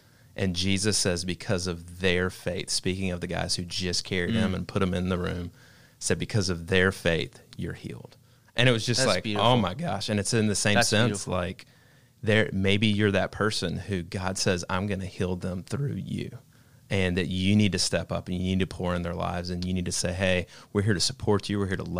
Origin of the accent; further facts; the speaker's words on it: Georgia, United States; And so all my life, I grew up in Georgia, and I had this thing in my life where I felt like I had to be enough.